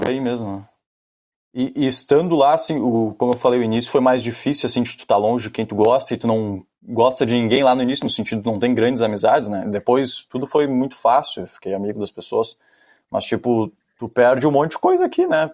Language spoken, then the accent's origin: Portuguese; Rio Grande do Sul, Brazil; also born or lived in California, United States; Eu era o, um dos gaúchos